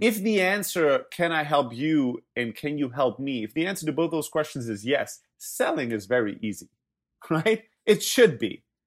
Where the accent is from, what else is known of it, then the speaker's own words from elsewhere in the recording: Germany; moved away; also born or lived in Greece; I'm originally from Greece, grew up in Germany